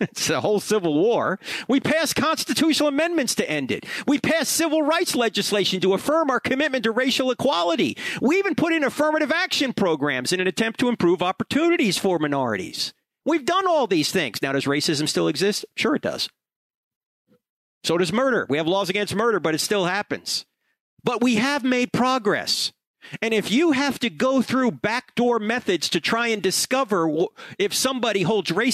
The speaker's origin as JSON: {"language": "English", "region": "New Jersey", "country": "United States", "tie": "born or raised there", "said": "I grew up in New Jersey"}